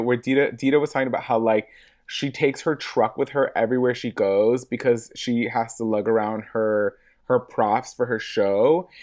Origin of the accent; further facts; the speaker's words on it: Los Angeles, California, United States; I'm born and raised in Hollywood, uh, like, Hollywood proper